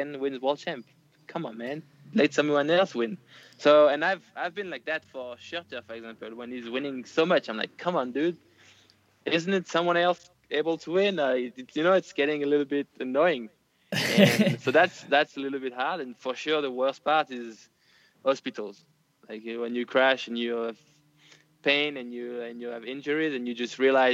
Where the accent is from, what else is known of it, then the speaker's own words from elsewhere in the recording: Nice, Provence-Alpes-Côte d'Azur, France; I would come back to Nice, my hometown